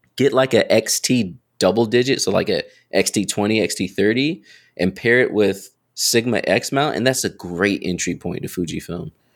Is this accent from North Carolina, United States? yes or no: yes; North Carolina, United States; also born or lived in Raleigh, North Carolina; I'm from North, like, born and raised